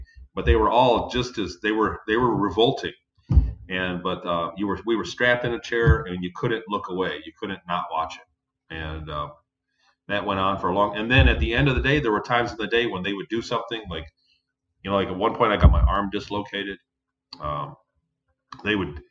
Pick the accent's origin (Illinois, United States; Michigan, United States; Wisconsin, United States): Michigan, United States; Ypsilanti; In southern Michigan, in Ypsilanti, Michigan.